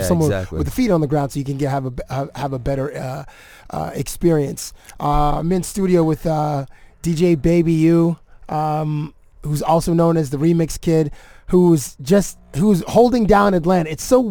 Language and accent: English; Canada; which is a weird thing being Canadian